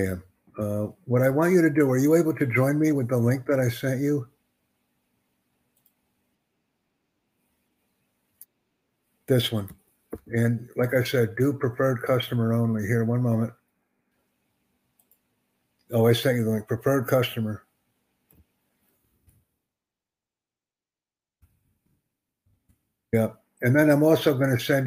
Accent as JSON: {"language": "English", "country": "United States", "first_language": "English", "said": "I'm from the United States"}